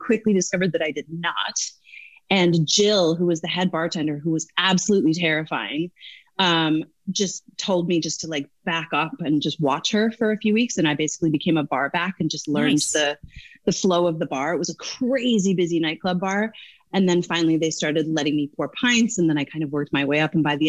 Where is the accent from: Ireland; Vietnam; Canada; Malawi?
Canada; Newfoundland and Labrador; moved away as an adult; now in United States; I grew up in Newfoundland.